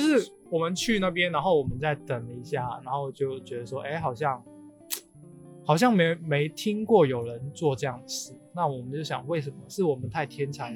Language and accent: Chinese; Macau; 我作为澳门人啊，其实我自己的兜风，我们管的话叫有车河